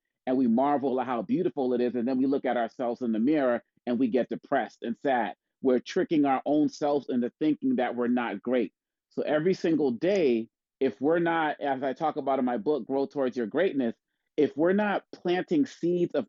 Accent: Boston, Massachusetts, United States; growing up in Boston, Massachusetts

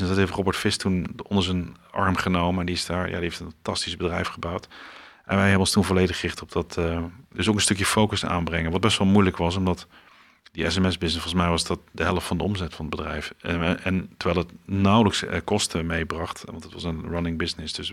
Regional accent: Almelo, Overijssel, Netherlands; Ja, ehm, nou, ik ben geboren in Twente, in Almelo. Uit twee ouders die uh, uit uh, de omgeving van Maastricht kwamen.

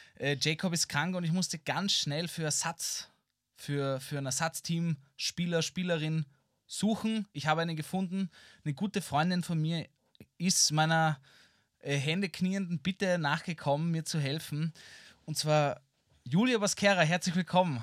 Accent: Vienna, Austria; ich bin halt in den inneren Bezirken in Wien aufgewachsen

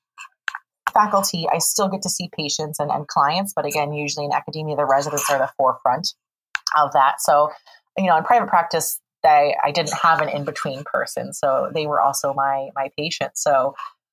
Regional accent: Morris, Illinois, United States; I am from Illinois, from a small town, Morris, Illinois, about 2 hours north of Champaign-Urbana.

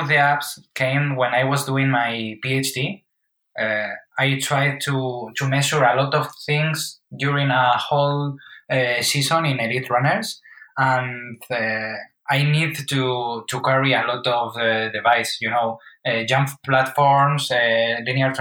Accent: Madrid, Community of Madrid, Spain; Born and raised in Madrid.

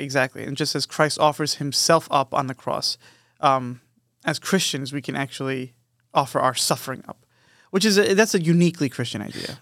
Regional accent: Long Island, New York, United States; moved away; we grew up in New York, but we grew up on Long Island. We were born in the city, me and Matt

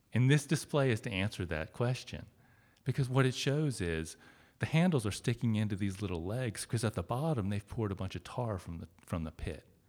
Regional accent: suburb outside of Cincinnati, Ohio, United States; It's just this little suburb town outside of Cincinnati. And, I mean, it's my hometown. I grew up there. I spent my whole life there.

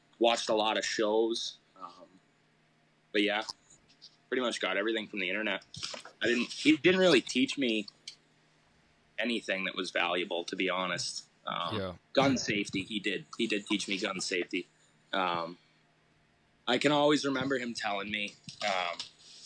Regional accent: Laconia, New Hampshire, United States; moved away as an adult; now in Boston, United States; I grew up in Laconia

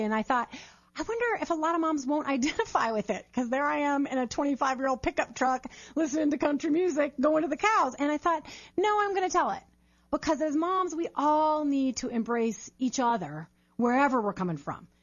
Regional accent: Minnesota, United States; moved away; also born or lived in Chicago, Illinois; I was born in Chicago, grew up in Minnesota

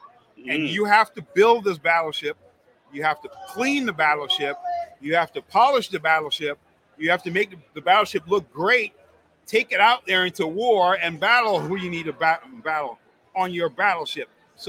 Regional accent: Miami, Florida, United States; I grew up in Miami, South Beach. That's where I would hang out, going to art galleries out there, doing the art deco type of thing.

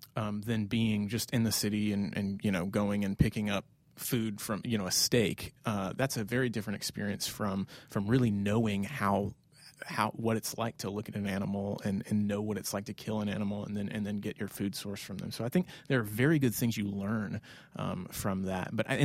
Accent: the South, United States; I grew up mainly in the South, a little bit all over, but have been around guns.

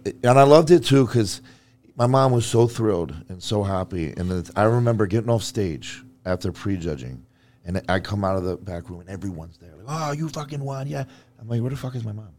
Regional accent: New Jersey, United States; I'm not from New York, I'm from Jersey

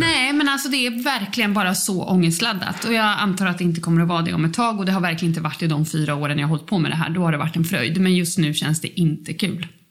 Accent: Uppsala, Uppsala County, Sweden; born or raised there

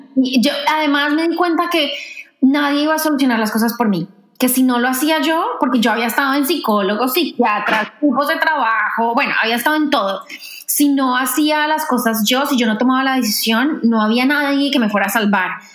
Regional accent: Colombia; moved away as an adult; also born or lived in France / New York; now in Washington, United States; yo crecí, viví en Colombia toda mi vida y me fui a hacer una maestría a Francia en 2009

